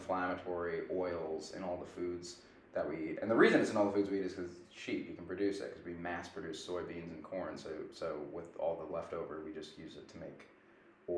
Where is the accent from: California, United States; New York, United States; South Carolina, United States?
New York, United States; Long Island; moved away; when I'm home, I'm from Long Island